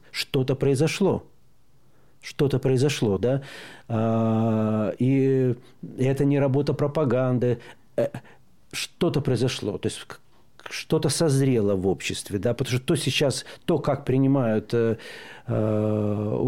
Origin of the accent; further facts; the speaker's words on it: Belarus; Э, вот мы, белорусы, говорим, если бы когда у нас в 2020 году, когда нас прессовали